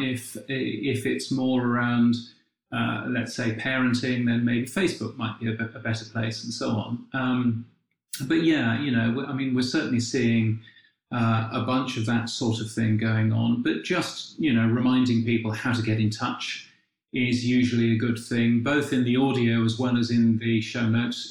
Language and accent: English; United Kingdom; being a Brit